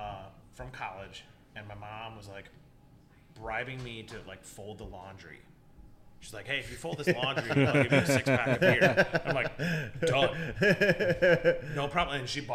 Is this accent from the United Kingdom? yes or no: no; East Coast, United States; now in Minneapolis, United States; I grew up in the East Coast